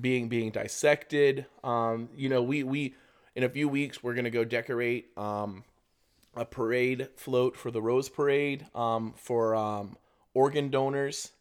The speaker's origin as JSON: {"language": "English", "region": "Florida", "country": "United States", "said": "I'm from Florida"}